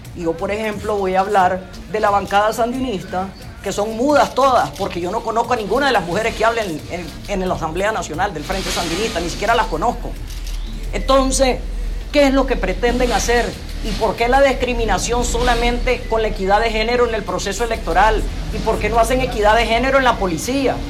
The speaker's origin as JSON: {"language": "Spanish", "country": "Nicaragua", "said": "los nicaragüenses"}